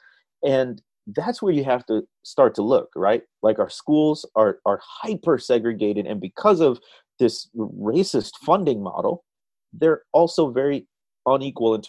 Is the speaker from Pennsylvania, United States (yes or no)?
no; Chicago, Illinois, United States; moved away; I grew up in the Midwest, in the Chicagoland area